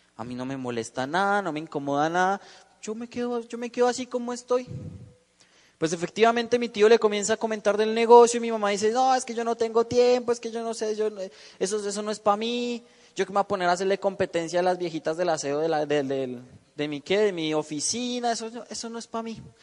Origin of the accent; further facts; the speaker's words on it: Bogotá, Colombia; yo vengo de la ciudad de Bogotá